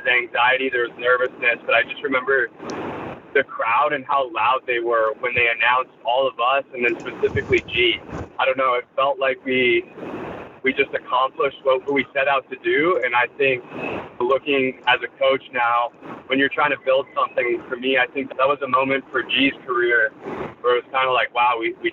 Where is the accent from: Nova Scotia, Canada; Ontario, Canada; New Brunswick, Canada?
Ontario, Canada; just outside Toronto; moved away as an adult; also born or lived in Missouri; I grew up in just outside Toronto, Ontario